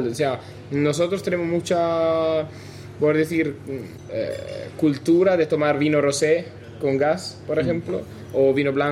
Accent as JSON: {"language": "Spanish", "country": "Italy", "also_born_or_lived": "London", "moved": "yes", "lives_now": "Spain"}